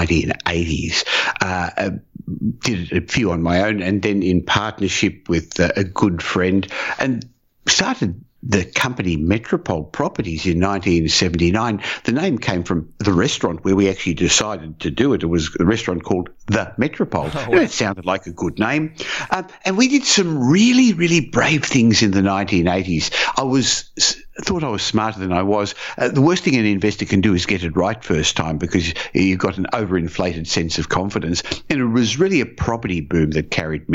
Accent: Australia; also born or lived in Israel; I came to Australia at the age of 3. I was born in Israel

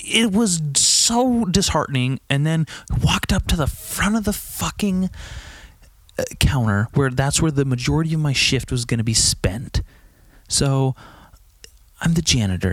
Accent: California, United States; I grew up in California

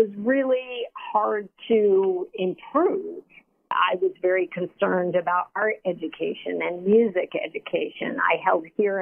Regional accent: New York City, New York, United States; growing up in Harlem, going to District 5 schools

